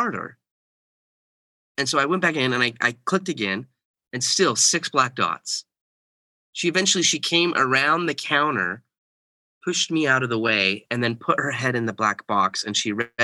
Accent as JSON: {"language": "English", "town": "Bountiful", "region": "Utah", "country": "United States", "tie": "born or raised there", "also_born_or_lived": "Texas / Kansas", "said": "I was born in Bountiful, Utah, and grew up most of my life in the Utah area. We lived in Texas for a little while. We lived in Kansas, kind of the middle part of the U.S. And then we moved back to Utah."}